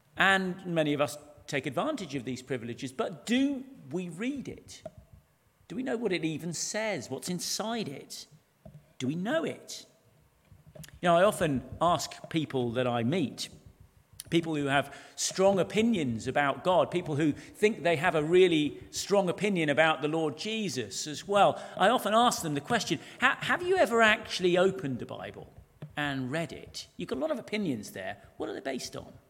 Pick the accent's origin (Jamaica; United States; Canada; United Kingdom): United Kingdom; everything we hold sacred as British people